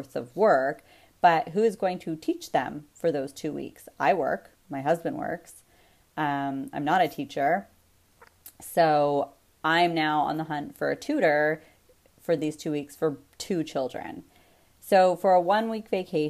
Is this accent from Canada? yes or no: yes; Canada; As a Canadian, as a taxpayer